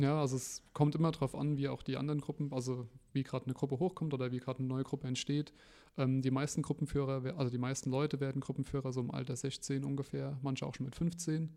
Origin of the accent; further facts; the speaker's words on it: Ramstein-Miesenbach, Rhineland-Palatinate, Germany; bin hier gebürtiger Rammsteiner